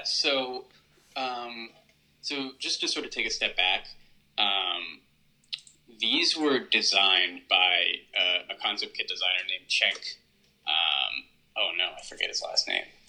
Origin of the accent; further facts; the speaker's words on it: United States; as Americans